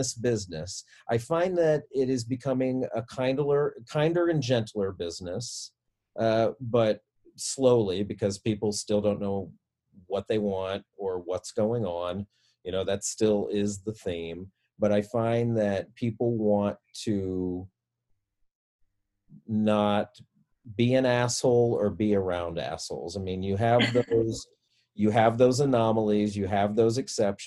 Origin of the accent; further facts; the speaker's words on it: Kansas City, Missouri, United States; moved away; I'm from Kansas City, Missouri